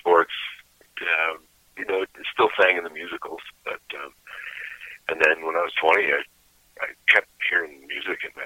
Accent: Bristol, Vermont, United States; Bristol specifically is where I was born and grew up

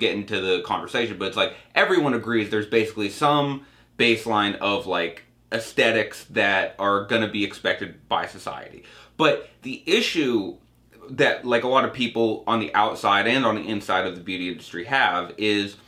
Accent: Cape Cod, Massachusetts, United States; my hometown in Cape Cod

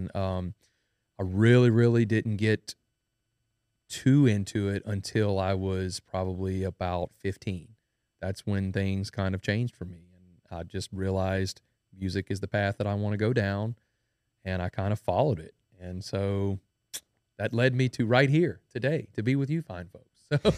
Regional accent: Denham Springs, Louisiana, United States; I am a musician from Denham Springs, Louisiana. That's where I was born and raised.

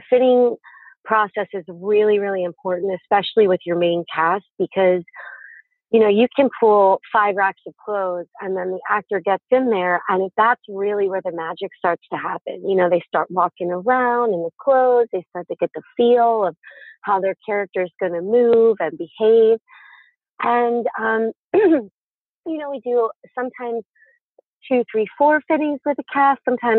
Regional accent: East Coast, United States; I'm from the East Coast, so it was a lot more theater.

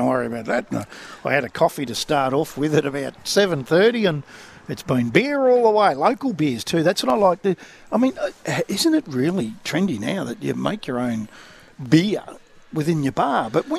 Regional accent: Clayton, Victoria, Australia; I grew up in Clayton, and all my mates were Italian.

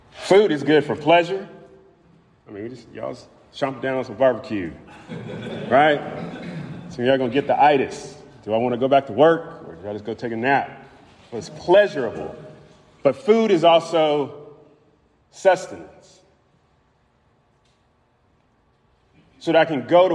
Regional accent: Louisville, Kentucky, United States; I was born in Louisville, Kentucky.

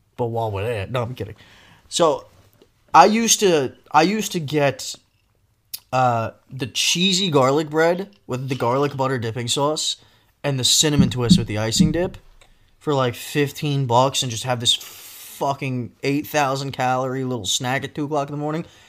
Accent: Northeast, United States; I'm from the Northeast.

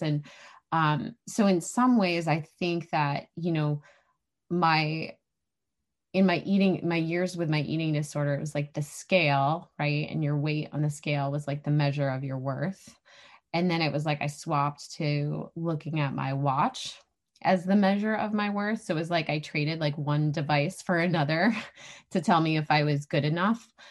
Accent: New Hampshire, United States; moved away as an adult; also born or lived in Arizona; I grew up here.

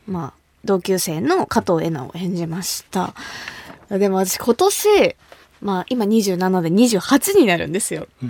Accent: Kumamoto, Japan; 私の地元、熊本

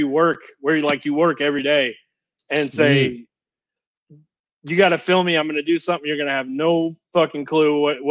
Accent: United States; Kentuckiana. It's like southern Indiana, Kentucky area

